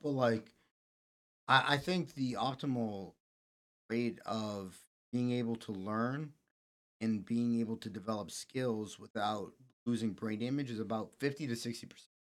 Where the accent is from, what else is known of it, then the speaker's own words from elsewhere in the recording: Connecticut, United States; also born or lived in Massachusetts; now in Easton, United States; I was born in Connecticut.